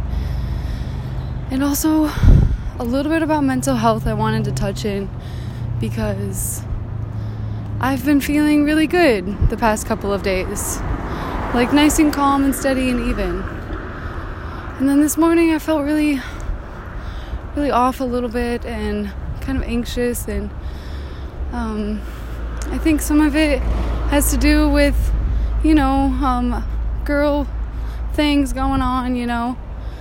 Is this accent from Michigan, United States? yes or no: yes; Northern Michigan, United States; moved away as an adult; now in California, United States; I'm from Michigan